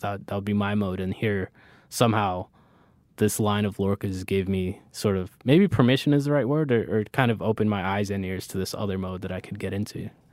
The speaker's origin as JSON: {"language": "English", "town": "Miami", "region": "Florida", "country": "United States", "tie": "born or raised there", "also_born_or_lived": "Bronx, New York / Orlando", "said": "I moved to Florida when I was small."}